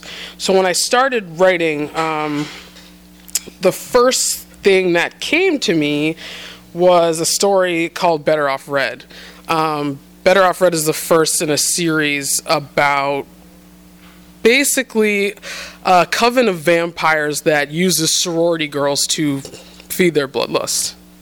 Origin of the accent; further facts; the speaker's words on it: New England, United States; I was raised in the New England prep school set.